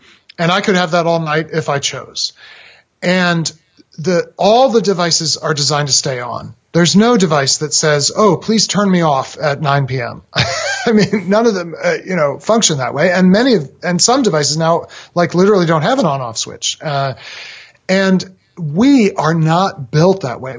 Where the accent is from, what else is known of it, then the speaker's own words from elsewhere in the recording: Massachusetts, United States; I was a boy growing up in Massachusetts